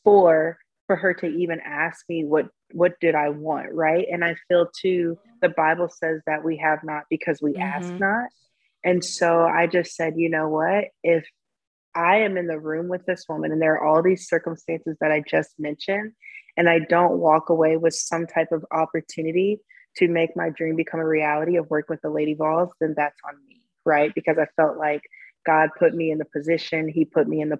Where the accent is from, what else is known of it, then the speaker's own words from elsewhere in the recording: Jackson, Tennessee, United States; moved away; I grew up in Jackson, Tennessee